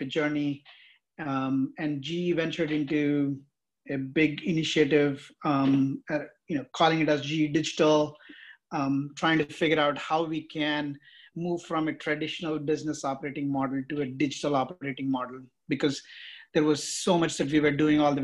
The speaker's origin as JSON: {"language": "English", "country": "India", "also_born_or_lived": "San Jose", "moved": "yes", "said": "I'm basically from India"}